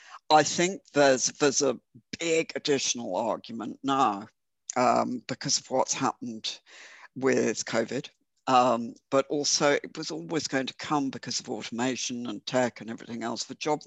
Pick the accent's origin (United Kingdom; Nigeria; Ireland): Ireland; being Irish, and I just, you know, stay with what I know.